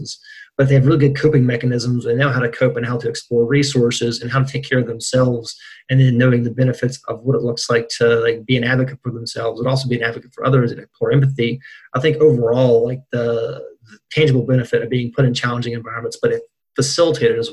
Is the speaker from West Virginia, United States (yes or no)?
yes; Burnsville, West Virginia, United States; also born or lived in Morgantown, West Virginia; I'm from West Virginia. I guess I'm a townie now, too. I've been in Morgantown since 2005, from center part of the state. So as deep in the West Virginia as you can get, Braxton County, Burnsville area.